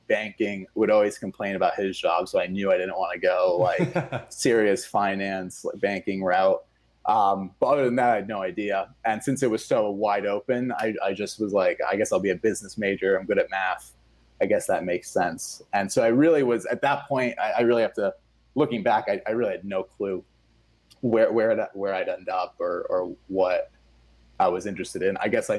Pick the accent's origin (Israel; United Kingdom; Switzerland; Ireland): Switzerland; English is a second language; I'm from Switzerland originally, right? And the school system there is much different.